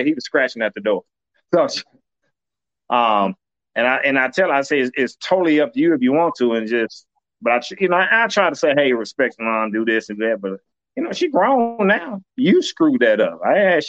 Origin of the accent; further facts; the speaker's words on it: Compton, California, United States; I grew up in Compton